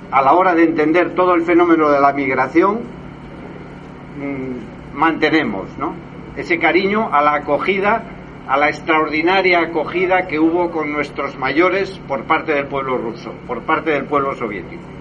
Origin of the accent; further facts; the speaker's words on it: Tbilisi, Georgia; born there; Siempre fuimos los niños de Rusia. Yo nací en Tbilisi, en Georgia, pero bueno, siempre fuimos todos los niños de Rusia.